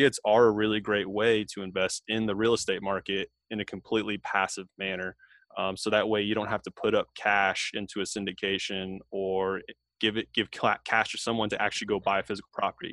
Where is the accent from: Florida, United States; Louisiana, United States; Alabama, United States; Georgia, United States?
Florida, United States; Tampa; moved away as an adult; now in Fort Bragg, United States; I'm actually from Tampa, Florida. That's where I grew up and raised by a single mom